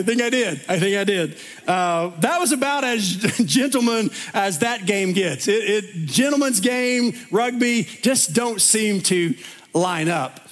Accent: East Tennessee, United States; where I grew up in East Tennessee

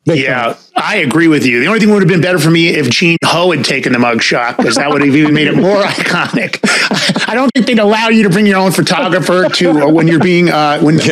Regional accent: New York, United States; I grew up in New York

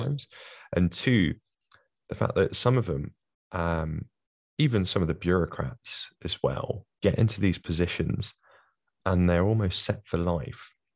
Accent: London, United Kingdom; accent: London; as you can probably hear from my accent, from London

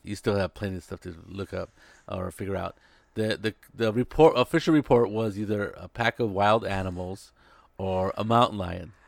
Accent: Salinas, California, United States; I was growing up in Salinas

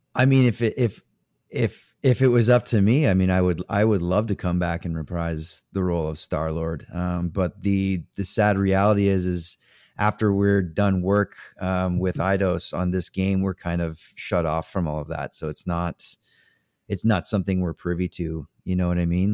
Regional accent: Canada; I'm Canadian.

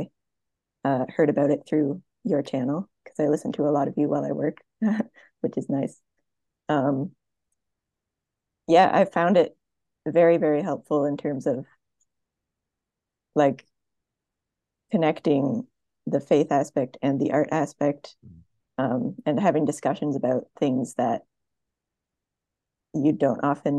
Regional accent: Ottawa, Ontario, Canada; I'm from Ottawa, Canada.

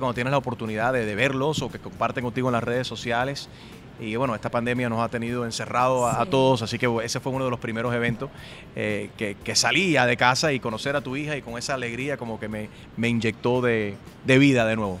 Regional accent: United States; Yo nací aquí en los Estados Unidos, mami y papi son cubanos, yo hablo español gracias a que mami y papi me dijeron cuando niño

